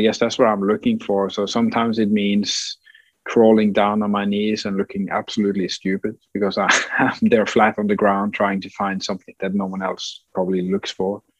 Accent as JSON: {"language": "English", "area": "west coast of Norway", "region": "Western Norway", "country": "Norway", "tie": "born or raised there", "said": "my hometown on the west coast in, in Norway"}